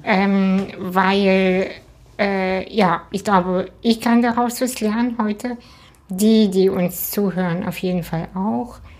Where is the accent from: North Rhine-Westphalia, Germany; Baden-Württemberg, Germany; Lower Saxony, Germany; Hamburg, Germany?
Hamburg, Germany; ich bin ja in Hamburg auch aufgewachsen